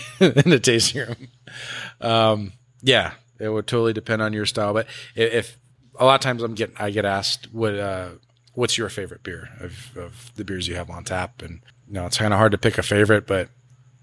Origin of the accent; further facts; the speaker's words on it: Los Angeles, California, United States; This is where I grew up. I grew up in Sylmar. You know, I've been out here my whole life